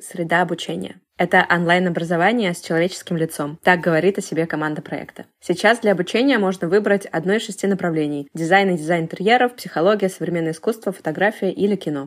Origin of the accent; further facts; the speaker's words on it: Saint Petersburg, Russia; Я тоже из Питера